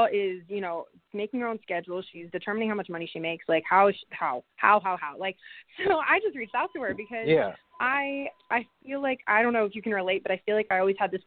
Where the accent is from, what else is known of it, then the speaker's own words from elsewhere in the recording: Pittsburgh, Pennsylvania, United States; moved away; also born or lived in Las Vegas; I'm from Pittsburgh.